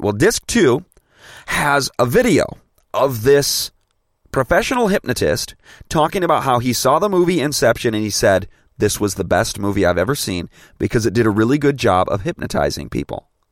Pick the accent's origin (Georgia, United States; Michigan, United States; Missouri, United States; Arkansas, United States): Michigan, United States; Grand Rapids; I'm a Grand Rapids native